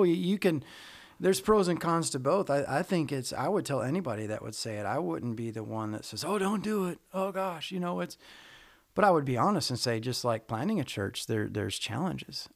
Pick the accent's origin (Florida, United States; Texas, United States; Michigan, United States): Michigan, United States; moved away as an adult; also born or lived in Arizona; now in Georgia, United States; originally from Michigan